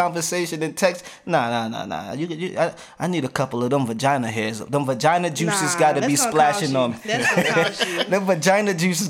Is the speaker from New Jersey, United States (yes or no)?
yes; New Jersey, United States; now in Wilson, United States; I'm a Jersey boy.